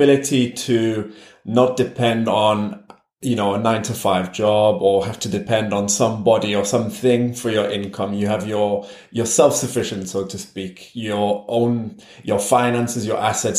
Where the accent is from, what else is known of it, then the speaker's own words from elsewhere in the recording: Newcastle upon Tyne, North East England, United Kingdom; first language English; moved away as an adult; also born or lived in France; now in Spain; I was born and grew up in the UK. I grew up in Newcastle, which is a city in the northeast.